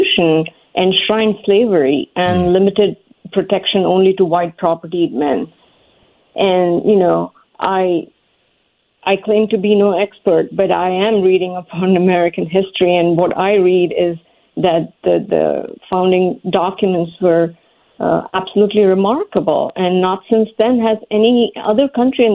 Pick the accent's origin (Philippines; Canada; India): India; moved away as an adult; now in United States; I grew up in India